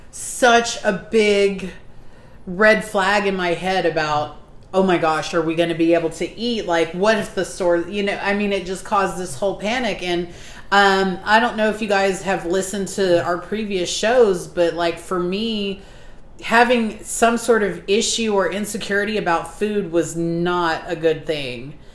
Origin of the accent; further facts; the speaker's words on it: South Texas, United States; I am from South Texas